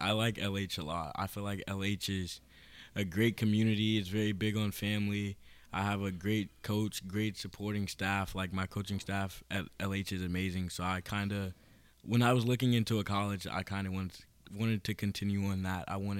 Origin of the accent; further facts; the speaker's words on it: Irving, Texas, United States; I kind of grew up in the Irving area throughout, my little days, elementary school.